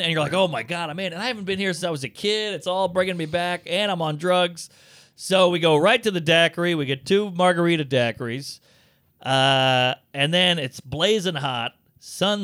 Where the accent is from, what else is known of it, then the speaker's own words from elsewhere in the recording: New Orleans, Louisiana, United States; It's in the neighborhood I grew up in. It's in, like, Mid-City, Treme, Esplanade Ridge. I grew up on Esplanade Avenue